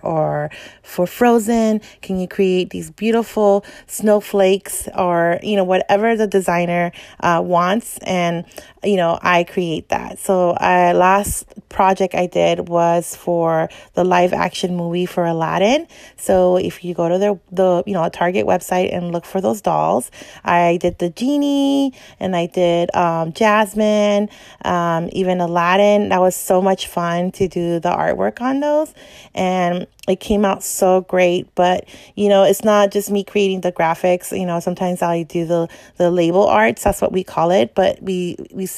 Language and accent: English; Los Angeles, California, United States; also born or lived in El Salvador; now in San Fernando Valley, United States; I practically lived my whole life